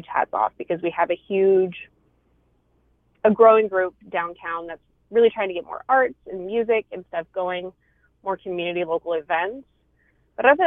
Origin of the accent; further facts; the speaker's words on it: Idaho, United States; the town, like, I'm originally from that my family grew up in that I consider my hometown, like, in its heyday had maybe 800 people in it